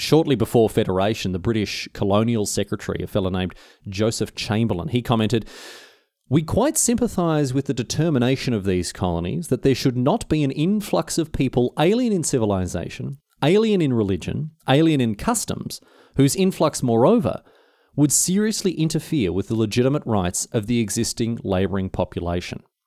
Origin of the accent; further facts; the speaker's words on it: Australia; I like being Australian. Generally speaking, I'm very proud of my country